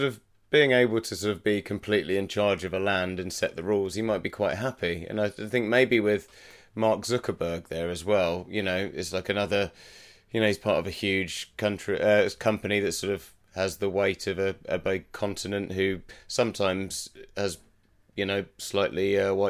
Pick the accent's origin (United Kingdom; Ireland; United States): United Kingdom